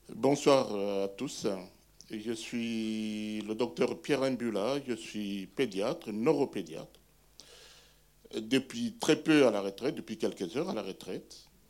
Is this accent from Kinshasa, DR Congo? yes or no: no; Bukavu, South Kivu, DR Congo; moved away; Je suis originaire moi-même de Bukavu. Je suis né à Bukavu, j'ai étudié à Bukavu